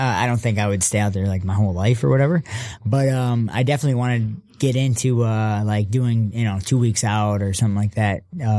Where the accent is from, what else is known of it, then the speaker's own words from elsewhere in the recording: Inkster, Michigan, United States; I grew up in Inkster. I went to Westland Schools.